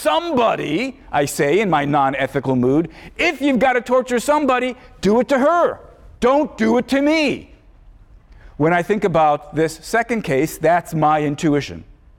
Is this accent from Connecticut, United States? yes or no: no; Chicago, Illinois, United States; my memories of growing up in Chicago, becoming a philosopher